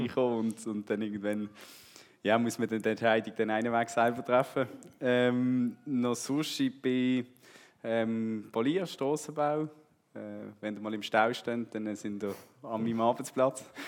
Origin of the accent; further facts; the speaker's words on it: Switzerland; also born or lived in Brazil; ich bin hier in, in der Gemeinde eigentlich aufgewachsen mit Jungschi und, und Kigo und Teensklasse